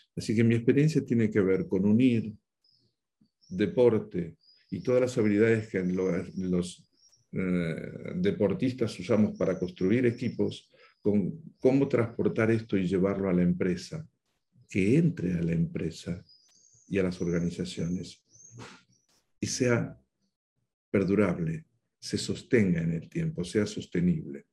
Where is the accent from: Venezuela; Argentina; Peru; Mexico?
Argentina; Buenos Aires; moved away as an adult; now in Spain; por mi acento tú ya sabes que yo nací en el Río de la Plata, nací en la Argentina, en Buenos Aires